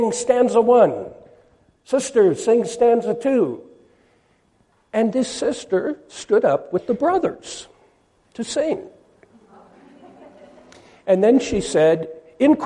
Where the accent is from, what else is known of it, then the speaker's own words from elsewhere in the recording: Seattle, Washington, United States; I come from Seattle, Washington.